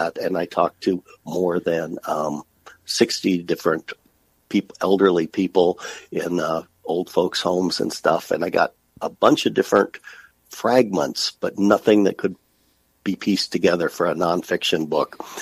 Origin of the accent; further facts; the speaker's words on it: Nebraska City, Nebraska, United States; also born or lived in Julian, Nebraska; I grew up in Nebraska City, which is a county seat town of about 7,000 people.